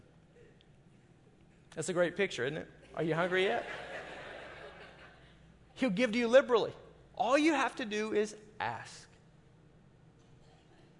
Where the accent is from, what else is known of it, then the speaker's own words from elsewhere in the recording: the South, United States; moved away; I'm from the South and everything is fried